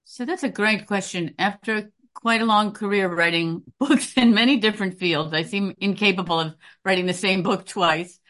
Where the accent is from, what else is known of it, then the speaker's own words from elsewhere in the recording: Chicago, Illinois, United States; also born or lived in Princeton / Durham, North Carolina; now in New York, United States; a Chicagoan